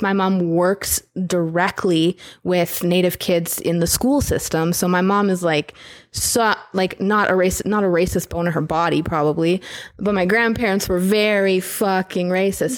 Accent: North Battleford, Saskatchewan, Canada; I come from North Battleford and I drove a res rocket as they called it

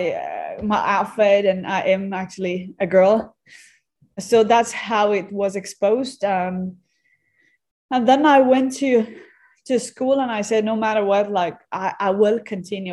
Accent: Afghanistan; I come from Afghanistan

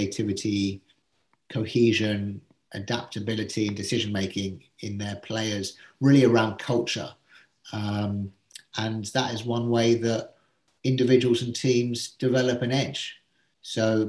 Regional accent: England, United Kingdom; being English

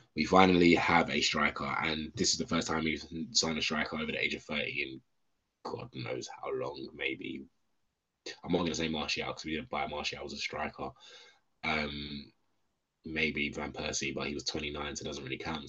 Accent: London, United Kingdom; I'm one of them London-born United fans

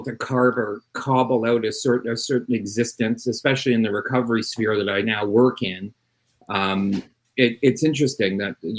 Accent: Quebec, Canada; also born or lived in Montreal; I did not grow up in Compton. I grew up in French Canada.

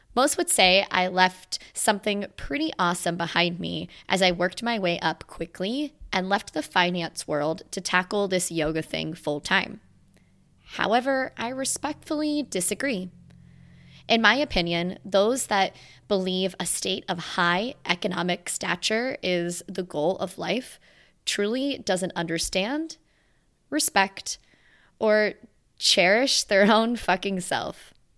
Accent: Virginia, United States; moved away as an adult; landed eight hundred plus miles away from my hometown in the state of Virginia

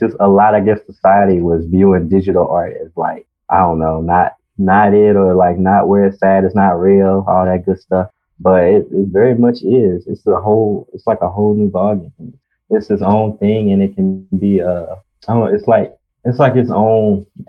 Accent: Columbus, Georgia, United States; right now I'm in Columbus, Georgia, my hometown

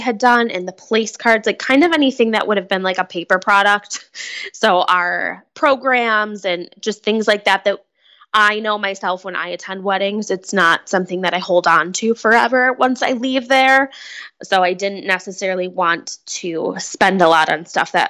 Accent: Buffalo, New York, United States; We're from Buffalo

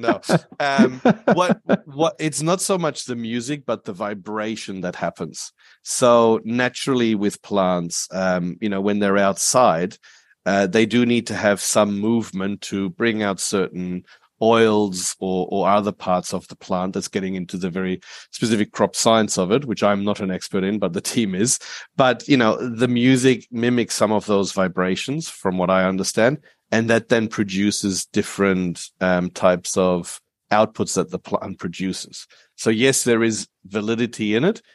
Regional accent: Perth, Western Australia, Australia; also born or lived in Germany / Asia; we came from Germany to, to Australia when I was eight, so I grew up here

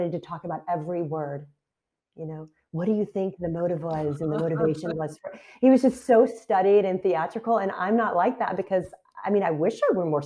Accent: Texas, United States; moved away as an adult; also born or lived in Philadelphia suburbs; now in Philadelphia area, United States; I'm from Texas

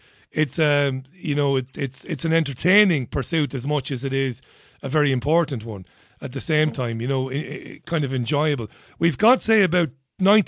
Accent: Waterford, Munster, Ireland; I grew up in Waterford

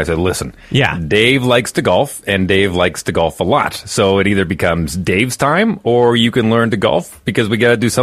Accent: Fort McMurray, Alberta, Canada; moved away; I grew up in Fort McMurray, Alberta, which is 4.5 hours northeast of Edmonton.

